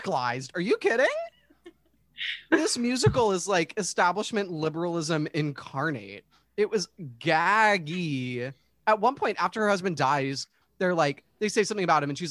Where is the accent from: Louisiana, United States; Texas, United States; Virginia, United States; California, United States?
Virginia, United States; Fairfax County; I'm from Fairfax County, Virginia, just outside of DC